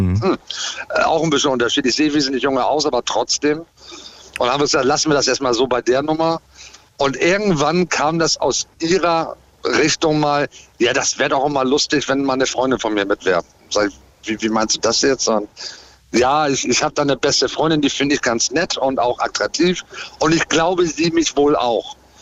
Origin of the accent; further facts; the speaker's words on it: Hamburg, Germany; Ich komme aus Hamburg